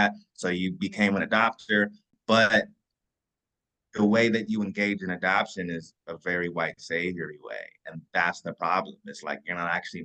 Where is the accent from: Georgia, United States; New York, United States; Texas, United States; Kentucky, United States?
Kentucky, United States; I'm from Kentucky